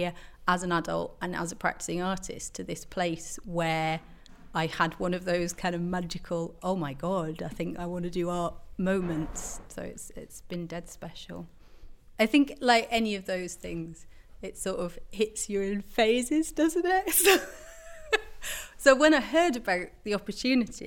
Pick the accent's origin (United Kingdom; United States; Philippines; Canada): United Kingdom; Bishop Auckland, North East England; I grew up in Bishop Auckland, which is just down the road.